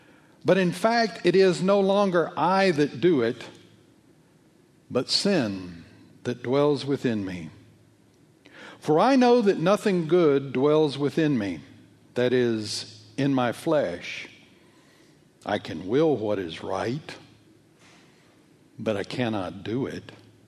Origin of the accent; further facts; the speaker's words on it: Alabama, United States; Well, it comes from Switzerland. I come from Alabama.